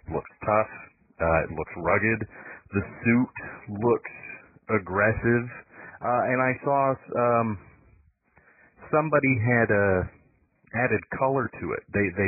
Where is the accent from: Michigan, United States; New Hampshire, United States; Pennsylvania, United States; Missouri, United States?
Michigan, United States; I'm from Michigan, but I have no idea where that is.